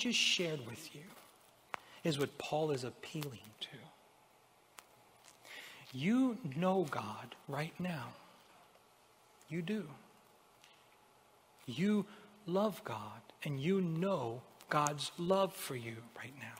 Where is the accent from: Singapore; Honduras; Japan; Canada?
Honduras; moved away as an adult; now in United States; I'm from Honduras. Most of you know I wasn't born here in America. I immigrated here almost 20 years ago. I was 18 at the time